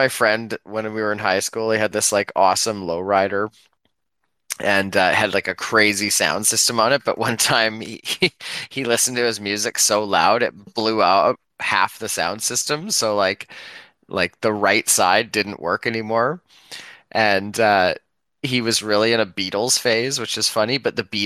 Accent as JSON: {"language": "English", "country": "Canada", "said": "as a Canadian"}